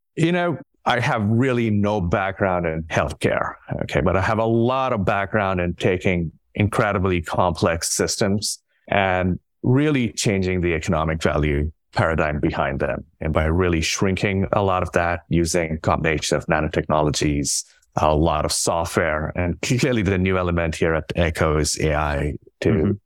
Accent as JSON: {"language": "English", "country": "India", "tie": "born or raised there", "moved": "yes", "said": "I grew up in India."}